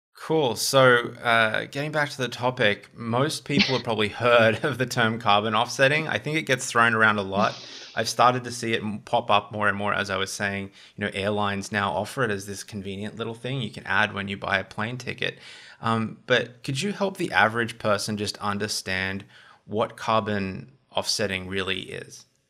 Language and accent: English; Australia; as an Australian